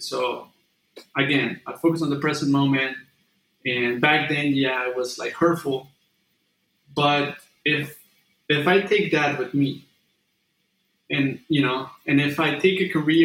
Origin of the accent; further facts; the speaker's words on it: Mexico; moved away as an adult; now in California, United States; when I was back in Mexico